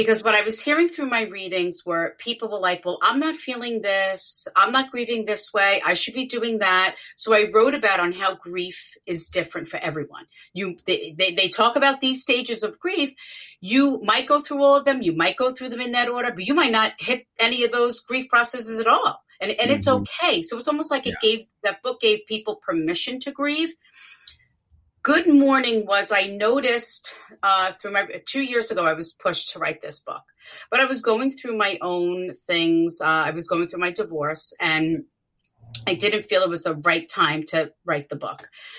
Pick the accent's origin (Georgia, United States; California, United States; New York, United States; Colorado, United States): New York, United States; I'm from New York